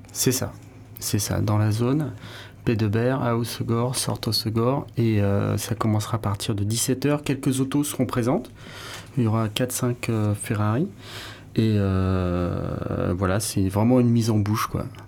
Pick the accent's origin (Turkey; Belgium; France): France; Hossegor, Nouvelle-Aquitaine; moved away; also born or lived in Paris; j'avais passé aussi euh, mon enfance ici à Osgore